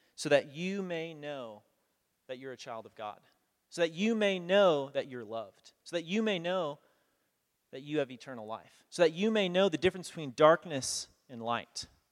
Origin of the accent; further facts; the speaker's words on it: United States; also born or lived in Kenya; as a kid growing up in America